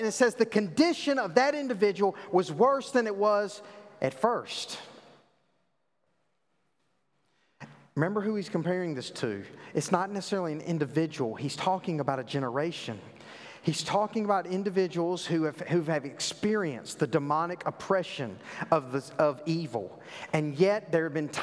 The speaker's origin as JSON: {"language": "English", "region": "the South", "country": "United States", "tie": "born or raised there", "said": "I grew up in the South. I know you can't tell that with my, you know, my eloquent accent"}